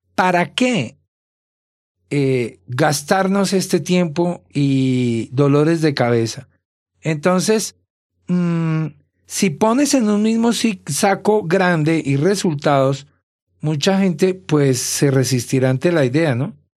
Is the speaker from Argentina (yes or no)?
no; Bogotá, Colombia; moved away; soy de Bogotá, de Colombia